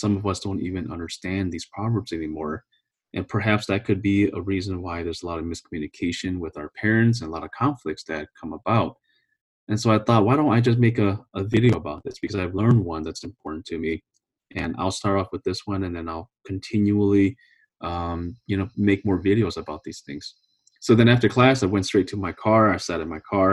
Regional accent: California, United States; now in Minnesota, United States; I'm originally from California

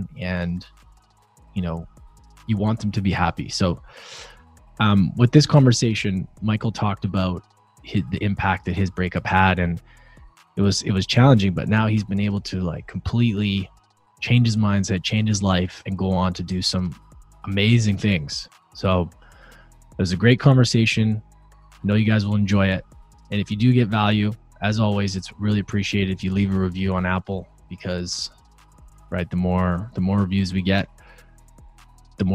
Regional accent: Vancouver, British Columbia, Canada; We are both from Vancouver.

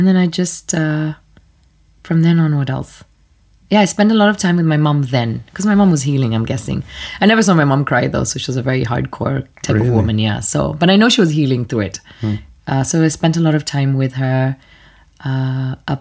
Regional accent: Kenya; first language Swahili; English is a second language; moved away; I was this white kid that only spoke Swahili because nobody spoke to me German anymore once we got there. So it was only Swahili. I didn't speak English until I went to school

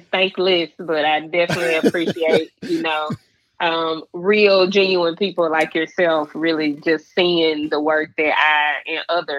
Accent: Memphis, Tennessee, United States; also born or lived in New York; growing up in North Memphis and Frazier

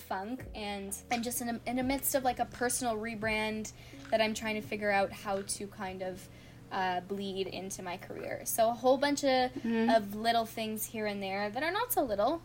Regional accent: Canada; As a Canadian kid actor

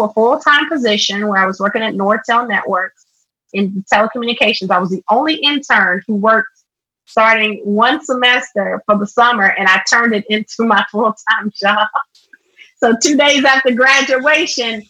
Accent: Nashville, Tennessee, United States; in the third grade, fast forward, we moved from East Nashville to North Nashville

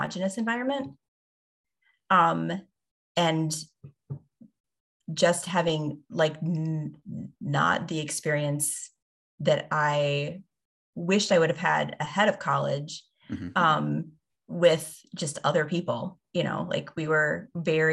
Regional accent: the Bible Belt, United States; we grew up in the Bible Belt

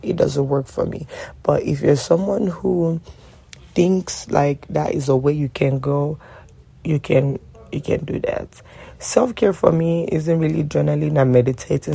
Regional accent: Nigeria; also born or lived in DMV (Washington metropolitan area), United States; now in Washington metropolitan area, United States; I do live in the DMV and I'm Nigerian

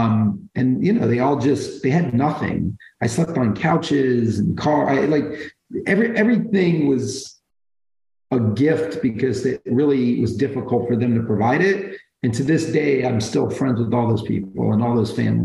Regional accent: Brooklyn, New York, United States; born there; I was born in Brooklyn. I was kind of a young teenager, not on the right track. So she gave me up early. I wound up living in about 15 homes growing up, different homes

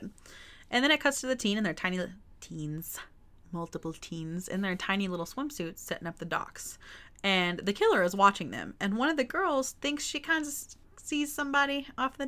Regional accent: Texas, United States; I am also from Texas, and we had a pond on our land when I was growing up

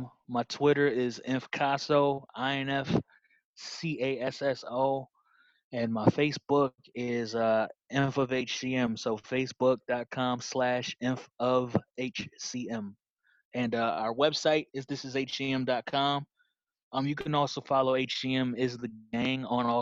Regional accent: Rochester, New York, United States; my great-great-grandfather was pretty much a treasurer and funded a lot of things in my hometown

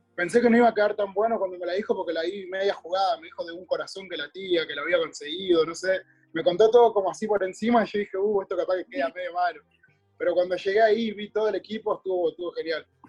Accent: Cutral Có, Neuquén, Argentina; yo vengo de un pueblo, viste, que se llama Cutralcó

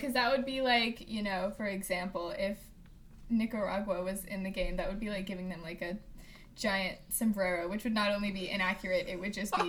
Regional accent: Midwest, United States; How many times do I have to say this? I am from

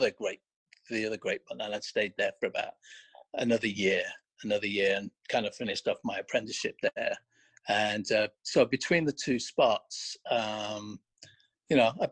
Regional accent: a town just outside Blackpool, North West England, United Kingdom; moved away as an adult; now in United States; originally I'm from Northwest England. I grew up in a town just outside Blackpool

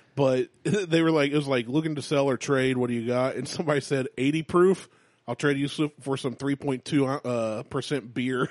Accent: United States; we're American

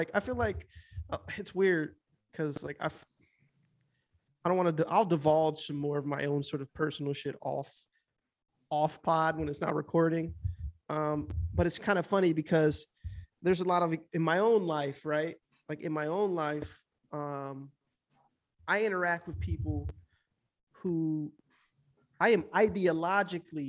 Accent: Midwest, United States; also born or lived in Los Angeles; I'm from the Midwest.

